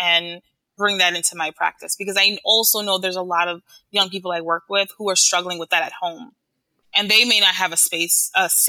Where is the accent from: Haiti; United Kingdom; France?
Haiti; now in New York, United States; I'm from Haiti